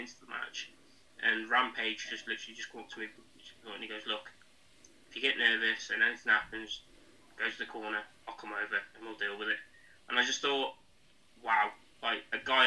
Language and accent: English; Shropshire, West Midlands, United Kingdom; I'm a wrestler from Shropshire